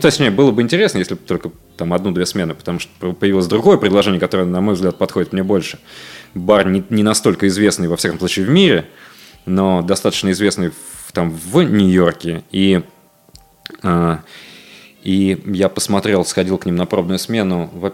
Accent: Voronezh, Voronezh Oblast, Russia; moved away; в моем родном городе Воронеже

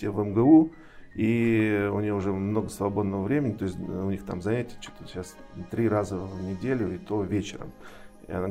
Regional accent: Moscow, Russia; born there; А, ну, вообще я родился в Москве, закончил свой вуз в 89 году.

